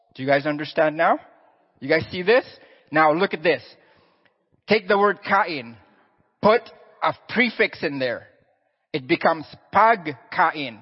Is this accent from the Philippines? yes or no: yes; Philippines; moved away; I'm Filipino, born and raised there.